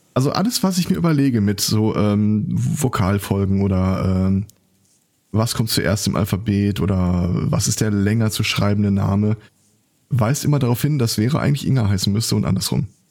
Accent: home town covered by the Westfalenpost, North Rhine-Westphalia, Germany; meine Heimatstadt

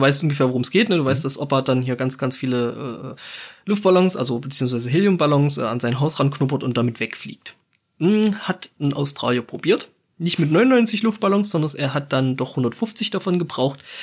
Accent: Germany; bei uns in Deutschland

